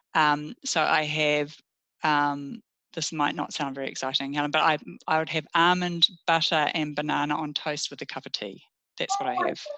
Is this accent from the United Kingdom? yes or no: no; Russell, Northland, New Zealand; also born or lived in Fiordland / Opua; I grew up in the Bay of Islands, lovely in mm. um, in Russell initially, lovely little historic town, very laid back upbringing, and then um, in Opua